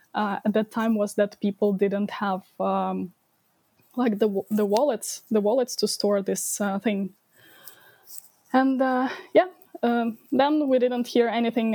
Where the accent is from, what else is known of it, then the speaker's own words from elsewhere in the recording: Ukraine; I was uh, born and I grew up in Ukraine and basically live in my almost my whole life uh, in Ukraine.